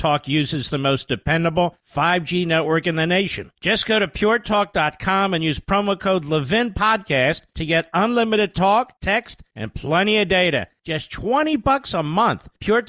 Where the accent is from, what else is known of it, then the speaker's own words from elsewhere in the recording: Philadelphia, Pennsylvania, United States; By the way, I can identify. I grew up in Philadelphia.